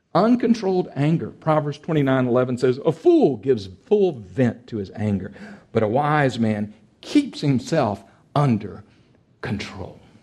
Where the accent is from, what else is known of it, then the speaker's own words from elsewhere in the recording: Texas, United States; I come from a part of Texas